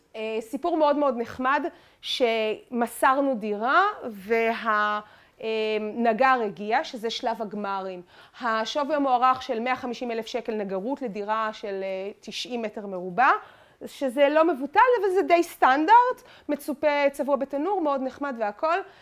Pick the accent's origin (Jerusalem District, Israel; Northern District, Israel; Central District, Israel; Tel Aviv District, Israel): Tel Aviv District, Israel; Tel Aviv; אני תל אביבית